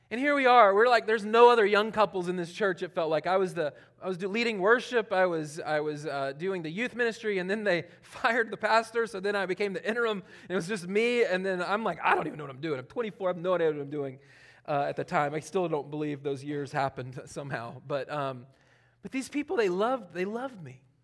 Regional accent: Charlotte, North Carolina, United States; moved away; also born or lived in Elberton, Georgia; I'm from Charlotte.

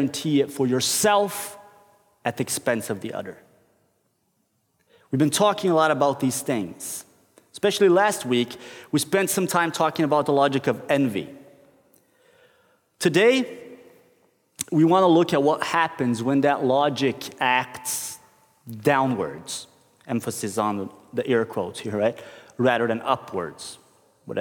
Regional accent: Brazil; moved away as an adult; now in Norway; I grew up in Brazil

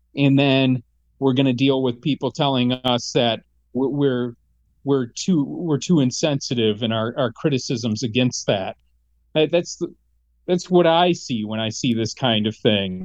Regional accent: Michigan, United States; growing up in Michigan

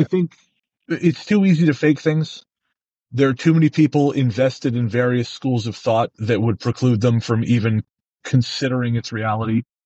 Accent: Revelstoke, British Columbia, Canada; moved away; I went back to Revelstoke, my hometown

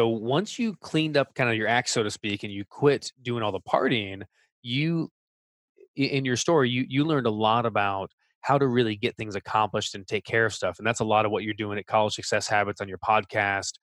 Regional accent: United States; speaking as an American

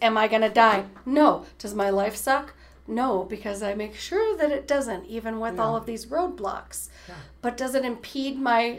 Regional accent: Cleveland, Ohio, United States; born there; on my passport, it states I was born in Cleveland.

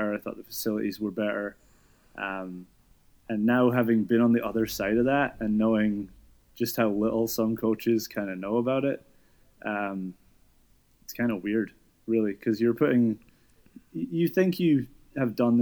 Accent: Scotland, United Kingdom; moved away as an adult; also born or lived in New York; I'm from Scotland, and I was a swimmer growing up.

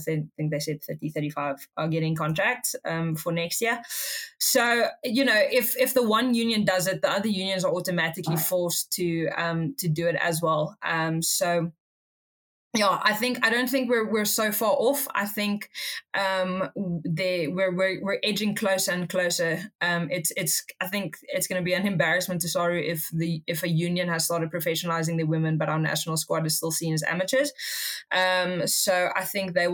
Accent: Cape Town, Western Cape, South Africa; I'm from Cape Town

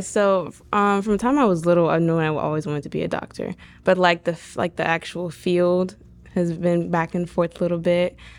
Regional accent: Pulaski, Florida, United States; I was born and raised in Pulaski, Florida, in Putnam County, since I was, you know, little

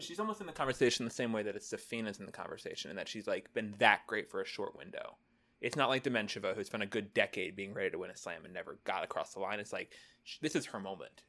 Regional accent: United States; I as an American

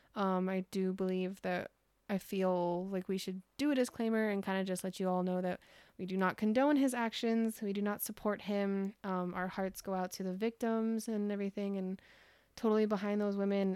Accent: California, United States; we're both from California

